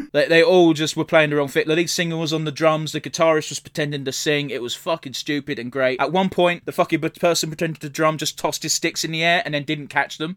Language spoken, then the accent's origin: English; England, United Kingdom; I'm English.